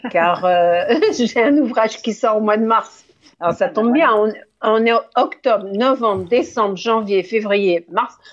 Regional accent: Lyon, Auvergne-Rhône-Alpes, France; born there; moi, je suis née à Lyon dans le train

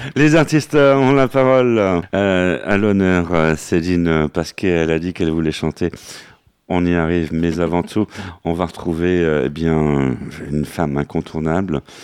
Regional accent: Saint-Sulpice-Laurière, Nouvelle-Aquitaine, France; moved away; mon village natal, Saint-Sulpice-Laurière.

